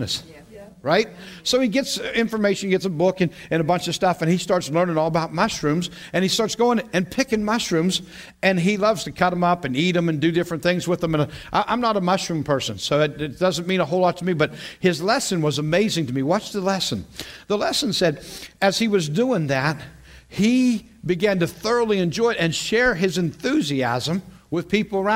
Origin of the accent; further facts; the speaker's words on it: western Pennsylvania, United States; also born or lived in Allentown, Pennsylvania / Battle Creek, Michigan; now in south central Pennsylvania, United States; I grew up in western Pennsylvania.